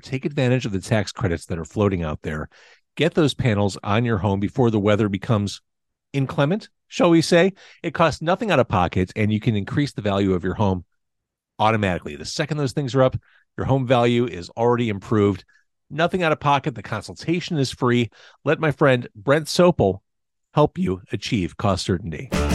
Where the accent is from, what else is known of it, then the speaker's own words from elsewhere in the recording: Illinois, United States; growing up in Illinois